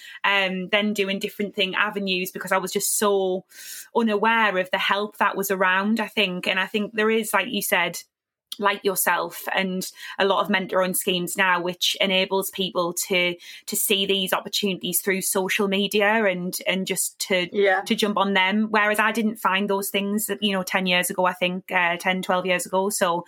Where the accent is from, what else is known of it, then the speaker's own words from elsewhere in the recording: Sunderland, North East England, United Kingdom; moved away; also born or lived in London; I came from Sunderland and went to London